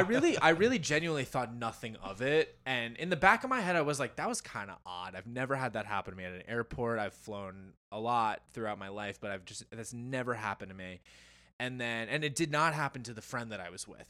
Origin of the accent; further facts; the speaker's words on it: New Jersey, United States; born and bred in New Jersey